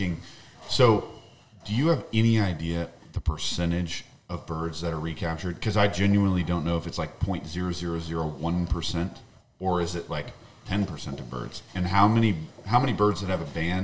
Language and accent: English; Texas, United States; I'm from Texas